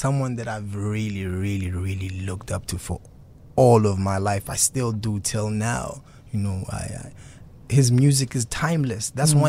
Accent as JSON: {"language": "English", "country": "South Africa", "first_language": "Xhosa", "second_language": "English", "said": "But in Isixhosa, obviously, it's my mother tongue, so it's easier."}